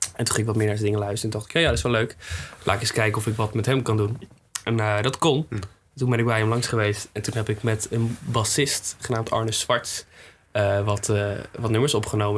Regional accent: Swifterbant, Flevoland, Netherlands; now in Groningen, Netherlands; Ik kom uit Sifterband

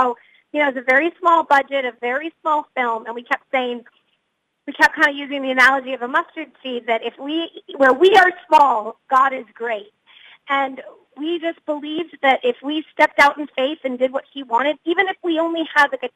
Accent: Massachusetts, United States; I grew up in Massachusetts

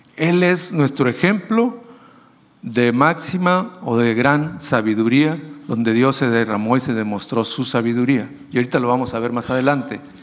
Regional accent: Mexico; nosotros como mexicanos

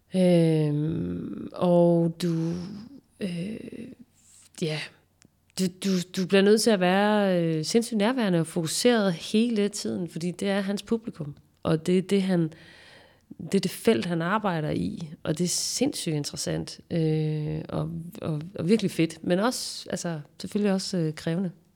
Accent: Nyborg, Southern Denmark, Denmark; det her kollektive miljø, som jeg voksede op i i Nyborg

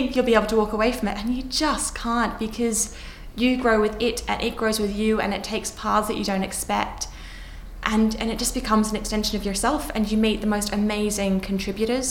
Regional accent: Australia; moved away as an adult; now in London, United Kingdom; growing up in Australia

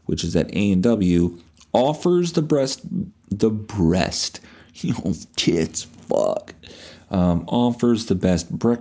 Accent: Canada; we're dull Canadian

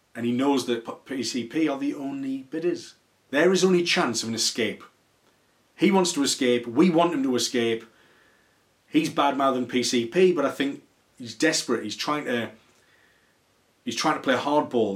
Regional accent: Newcastle upon Tyne, North East England, United Kingdom; I'm a Geordie and I love the region, I love the city, and it's really important to me.

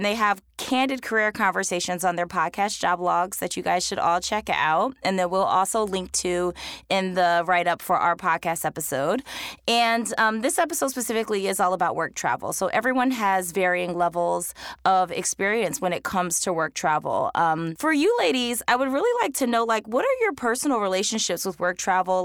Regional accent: Philadelphia, Pennsylvania, United States; also born or lived in Washington, D.C.; I'm from Philly

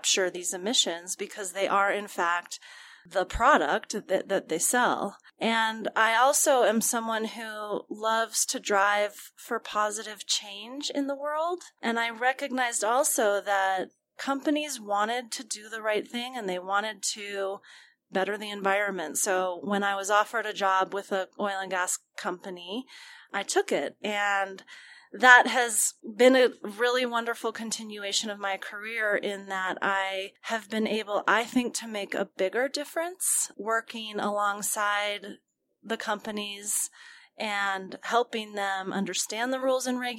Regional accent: Colorado, United States; I am from Colorado, grew up here

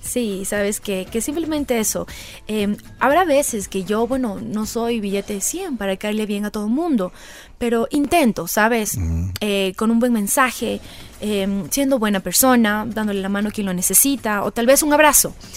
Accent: Manta, Manabí, Ecuador; also born or lived in Quito; me crié en Playa Murciélago, en Manta

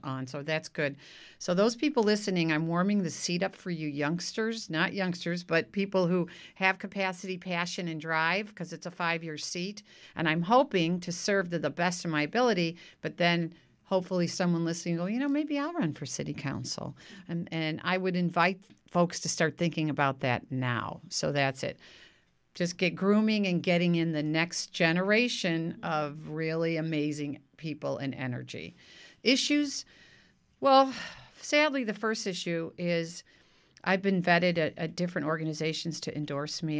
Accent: Park Forest, Illinois, United States; now in Novato, United States; I was born and raised in the Midwest outside of Chicago in a place called Park Forest, Illinois

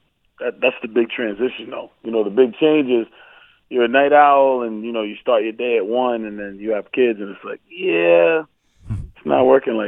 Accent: Milton, Massachusetts, United States; I grew up in Milton, Massachusetts, a little burb outside of right outside of Boston.

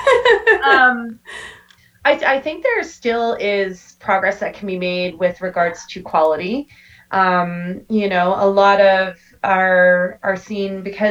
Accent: Canada; I mean, we're Canadian, eh?

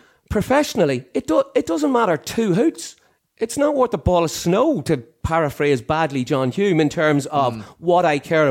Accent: County Monaghan, Ireland; I grew up in Monaghan

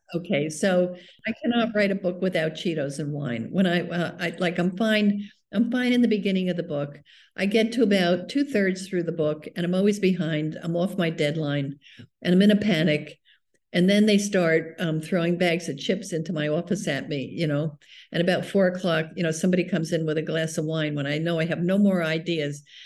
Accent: South River, New Jersey, United States; lived in this little town where I grew up in South River, New Jersey

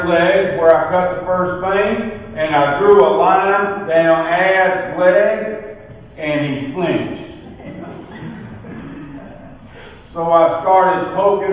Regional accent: Porterdale, Georgia, United States; I was raised in Porterdale, Georgia

